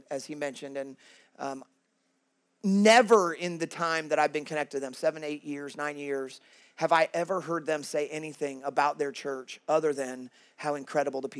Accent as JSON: {"language": "English", "town": "Kansas City", "country": "United States", "moved": "as an adult", "lives_now": "Worcester, United States", "said": "I'm originally from Kansas City. I'm a Midwestern guy."}